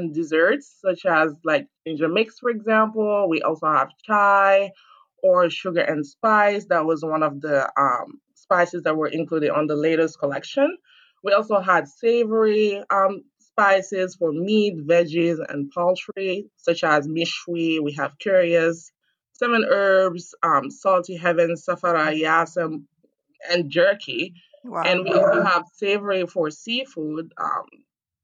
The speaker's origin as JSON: {"language": "English", "region": "Dakar", "country": "Senegal", "tie": "born or raised there", "also_born_or_lived": "Chicago, United States / Washington, D.C., United States", "moved": "as an adult", "lives_now": "United States", "said": "I'm from Senegal, born and raised in Dakar. I left Senegal when I was 19 years old and started my journey in the U.S."}